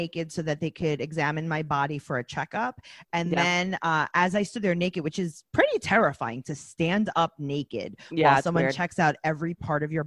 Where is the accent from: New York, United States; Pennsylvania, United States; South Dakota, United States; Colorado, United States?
New York, United States; New York City; my official hometown is Forest Hills, New York